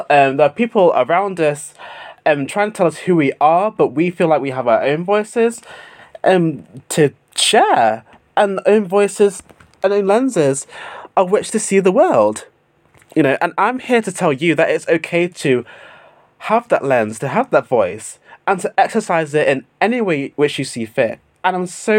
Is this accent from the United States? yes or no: no; United Kingdom; my home country of the United Kingdom